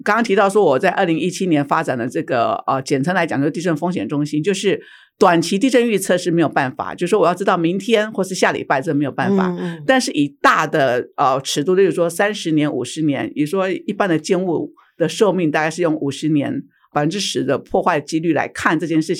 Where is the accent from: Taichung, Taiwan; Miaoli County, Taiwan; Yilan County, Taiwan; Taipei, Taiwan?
Yilan County, Taiwan; Su'ao; 因为我在宜兰长大，在苏澳长大，